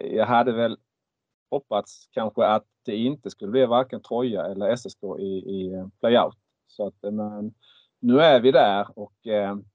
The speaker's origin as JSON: {"language": "Swedish", "town": "Markaryd", "region": "Kronoberg County", "country": "Sweden", "tie": "born or raised there", "said": "jag är uppväxt i Markaryd"}